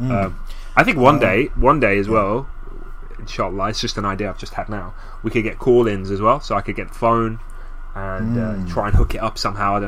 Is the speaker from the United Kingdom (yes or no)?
yes; England, United Kingdom; I was born here, I was raised here